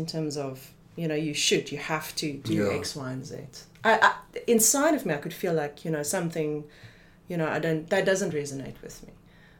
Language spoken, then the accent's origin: English; Paarl, Western Cape, South Africa; also born or lived in United Kingdom; now in Stellenbosch, South Africa; I'm from Paul.